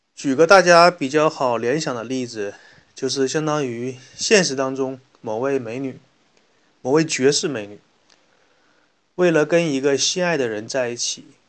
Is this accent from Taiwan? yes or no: no; China; 我们中国人